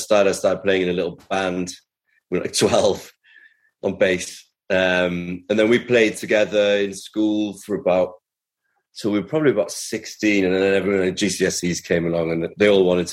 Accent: Cardiff, Wales, United Kingdom; also born or lived in Carmarthen; growing up in Cardiff was great.

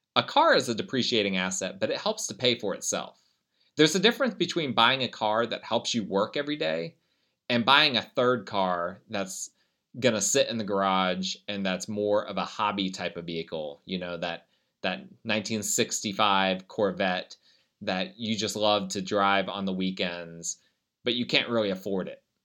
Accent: United States; I'm an American

